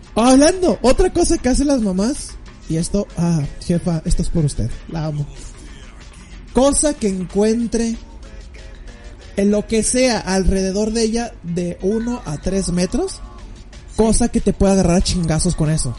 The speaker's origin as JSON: {"language": "Spanish", "country": "Mexico", "said": "como mexicano"}